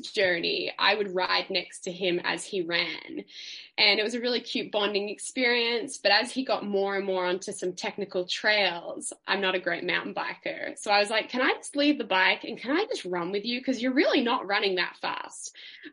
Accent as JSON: {"language": "English", "town": "Melbourne", "region": "Victoria", "country": "Australia", "tie": "born or raised there", "said": "I grew up in Melbourne City. I was a city kid"}